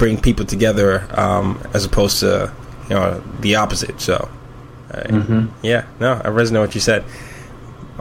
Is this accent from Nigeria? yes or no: yes; Nigeria; I'm from Nigeria, and oftentimes, and Nigeria is my heart